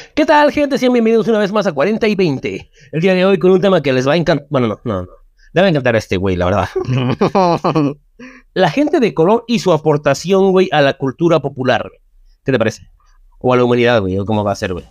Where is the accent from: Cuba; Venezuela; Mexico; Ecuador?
Mexico; nos llamamos los mexicanos